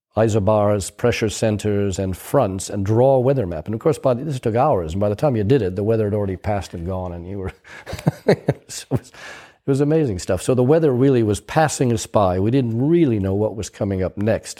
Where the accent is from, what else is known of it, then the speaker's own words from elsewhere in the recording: United States; moved away as an adult; also born or lived in Cowes, United Kingdom; me being an American in Europe